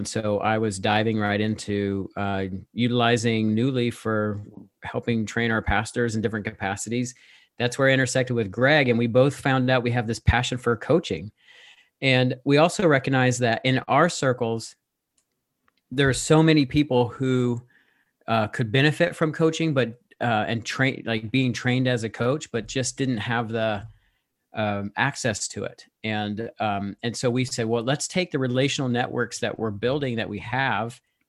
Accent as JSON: {"language": "English", "country": "United States", "moved": "as an adult", "lives_now": "Ontario, Canada", "said": "We've lived here in Ontario for 5.5 years. We're from the States and we moved here for work and it's been fun. We love Canada."}